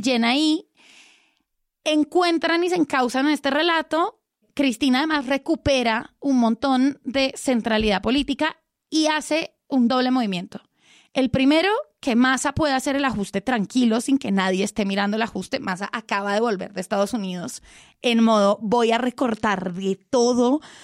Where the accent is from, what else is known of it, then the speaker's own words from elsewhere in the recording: Colombia; yo soy colombiana